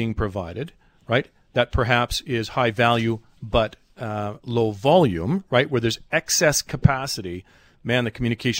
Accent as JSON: {"language": "English", "country": "Canada", "said": "as a Canadian"}